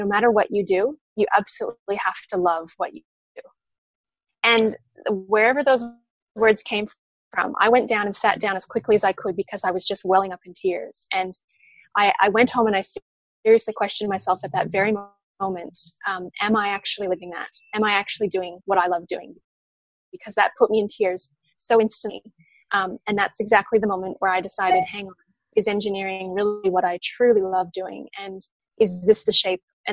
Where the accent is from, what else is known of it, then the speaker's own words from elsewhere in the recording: Penticton, British Columbia, Canada; now in Sunshine Coast, Australia; I'm from a wonderful little town called Penticton, which is in British Columbia on the west coast of Canada